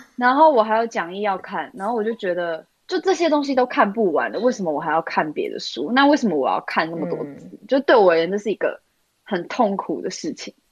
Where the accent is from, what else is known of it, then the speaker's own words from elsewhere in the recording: Taipei, Taiwan; 我是算是在台北市长大的小孩